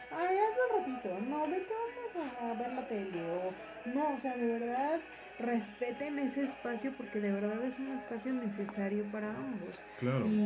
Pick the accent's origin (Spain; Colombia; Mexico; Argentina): Mexico; como somos mexicanos